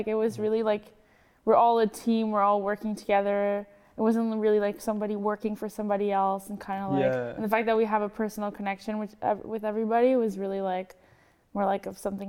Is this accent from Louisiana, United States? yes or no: no; Arizona, United States; From the States. I'm from Arizona.